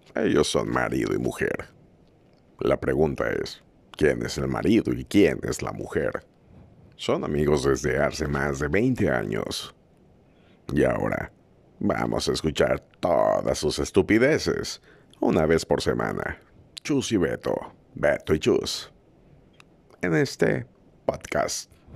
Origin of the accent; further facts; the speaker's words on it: Ciudad del Carmen, Campeche, Mexico; soy Carmelo